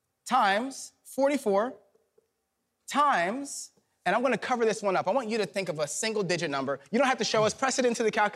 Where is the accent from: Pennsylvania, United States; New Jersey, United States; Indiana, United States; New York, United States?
Pennsylvania, United States; Philadelphia; Now, I'm from Philadelphia, Pennsylvania.